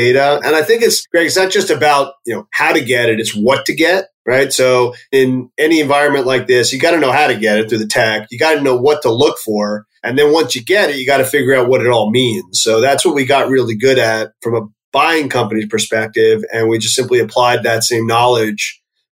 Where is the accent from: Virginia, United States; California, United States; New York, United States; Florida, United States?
New York, United States; also born or lived in Pennsylvania; I grew up just outside of New York City